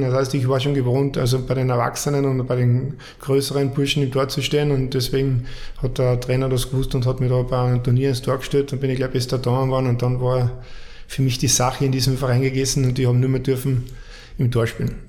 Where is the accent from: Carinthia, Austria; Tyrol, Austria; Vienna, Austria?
Carinthia, Austria; moved away; angefangen hat alles in, in Kärnten wie mit meinen anderen fünf Brüdern auch